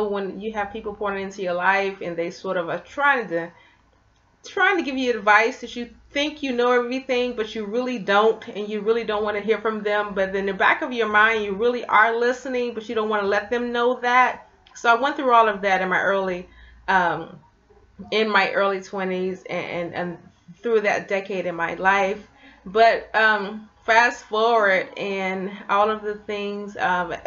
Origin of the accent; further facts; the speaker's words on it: Memphis, Tennessee, United States; I grew up in Memphis, Tennessee